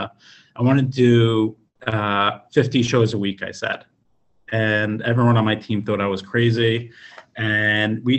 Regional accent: the Five Towns, New York, United States; now in New York City, United States; I've been here since I'm 14 years old. I moved from the Five Towns to 18th Street between 5th and Broadway right before I started high school.

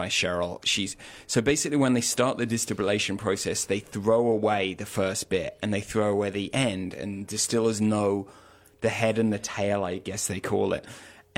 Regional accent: Norwich, East of England, United Kingdom; now in Catskills, United States; originally? Norwich, in Norfolk

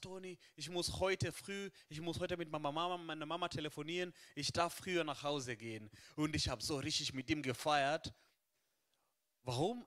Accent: Kenya; now in Germany; in Kenia, wo ich herkomme

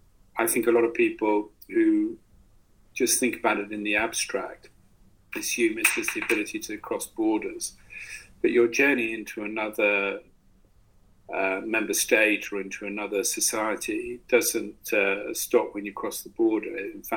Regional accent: United Kingdom; that make me special because I'm British

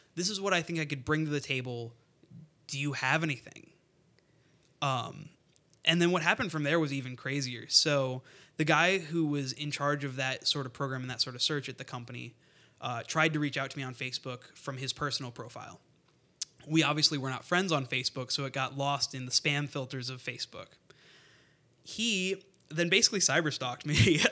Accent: Northwest Indiana, United States; I'm originally from Northwest Indiana

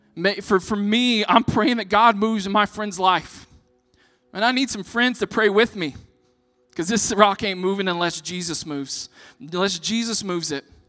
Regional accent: Texas, United States; I'm from Texas

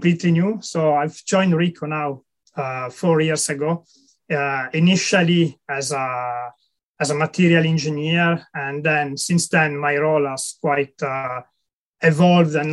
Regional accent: Italy; moved away as an adult; also born or lived in France; now in United Kingdom; I'm originally from Italy, and I left Italy probably about 15 years ago when I was doing my master degree in material science

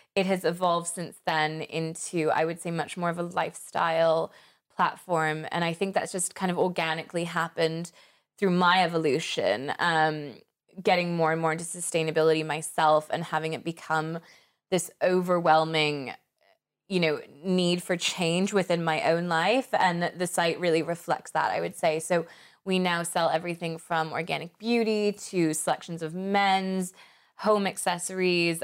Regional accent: United States; moved away as an adult; also born or lived in Paris, France; when I was growing up in America and going to the mall every weekend

